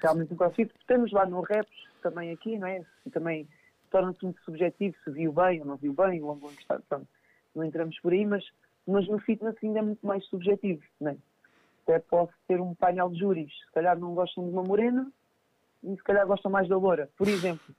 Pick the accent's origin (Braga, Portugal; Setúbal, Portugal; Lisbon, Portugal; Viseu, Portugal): Setúbal, Portugal; Montijo; aqui no, no Montijo, eu sou de Montijo